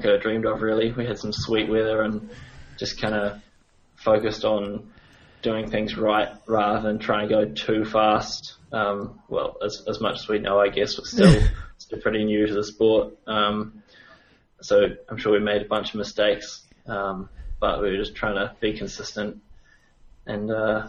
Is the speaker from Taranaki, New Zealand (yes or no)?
yes; New Plymouth, Taranaki, New Zealand; I'm from New Zealand, from a little town called New Plymouth. I grew up there